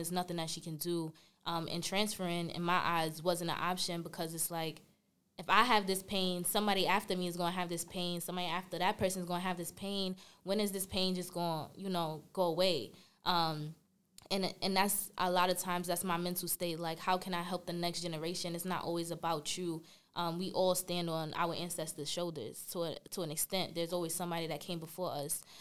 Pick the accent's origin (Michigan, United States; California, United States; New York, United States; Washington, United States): New York, United States; New York City; I'm from Brooklyn, New York